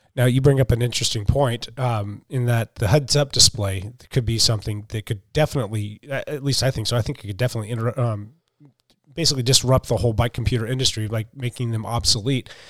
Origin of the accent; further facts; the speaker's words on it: Pacific Northwest, United States; we're from the West Coast, we're in the Pacific Northwest